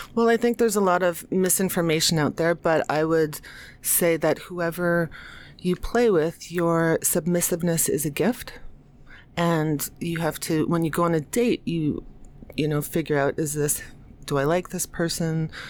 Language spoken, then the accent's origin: English; United States; also born or lived in New York City; I'm American